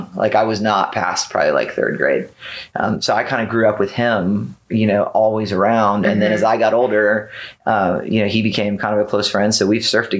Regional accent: Bradenton, Florida, United States; I grew up in Bradenton, which is on the Gulf

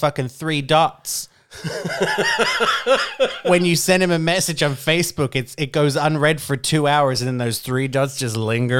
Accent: Australia; I am Australian.

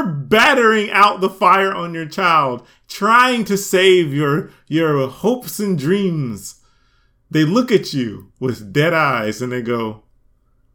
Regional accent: United States; also born or lived in Atlanta, Georgia; we're American

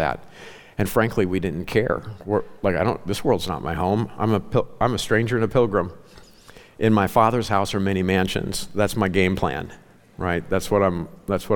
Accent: Ozark Mountains, the Ozarks, United States; moved away; I grew up in the Ozark Mountains, okay? I'm a legit hillbilly. That's how I was raised.

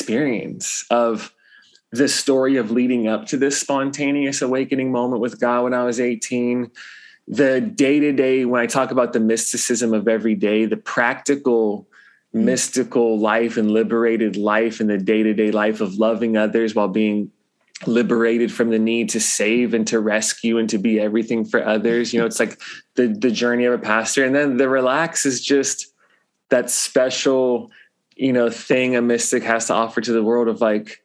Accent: Los Angeles, California, United States; now in Hawaii, United States; I grew up in Los Angeles area, LA Unified School District.

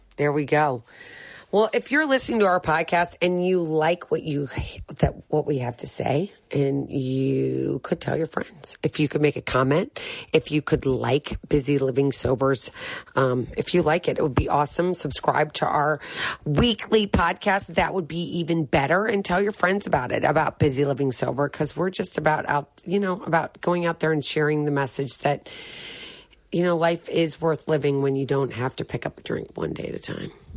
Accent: St. Louis, Missouri, United States; moved away as an adult; also born or lived in Philadelphia area; I'm from Saint Louis.

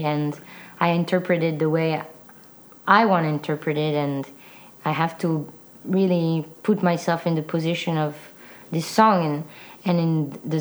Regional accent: Samois-sur-Seine, Île-de-France, France; moved away; From a little town called Saint-Moi-sur-Seine. It's in the south of Paris.

